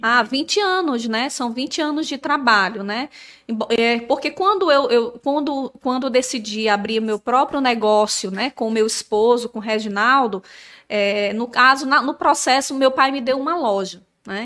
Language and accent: Portuguese; São Luís, Maranhão, Brazil; moved away; also born or lived in Natal; eu nasci em Natal, mas nós morávamos em São Luís do, do, Maranhão